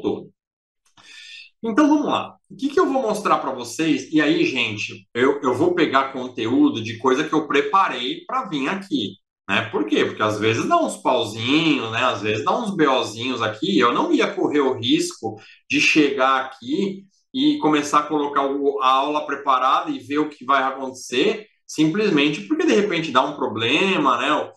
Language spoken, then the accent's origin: Portuguese; Brazil; nós somos o maior país, o mais populoso